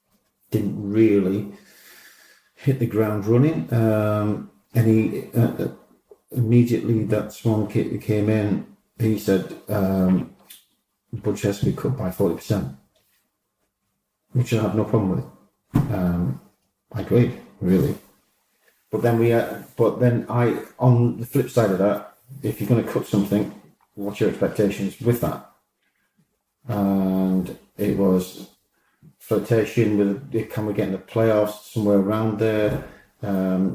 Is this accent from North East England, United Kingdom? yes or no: yes; Newcastle upon Tyne, North East England, United Kingdom; I'm a Geordie